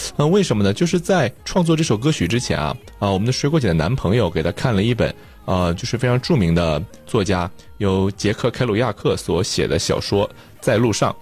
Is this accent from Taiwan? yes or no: no; China; moved away as an adult; now in United Kingdom; 从咱们的家乡到英国我上学的地方，可能将近有九千公里，将近一万公里这个遥远的距离吧